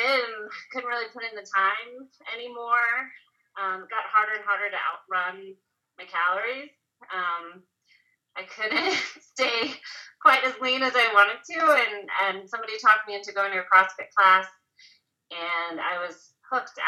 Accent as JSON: {"language": "English", "area": "just outside of Houston", "region": "Texas", "country": "United States", "moved": "yes", "lives_now": "Denver, United States", "said": "I am from just outside of Houston originally, but I live in Denver now."}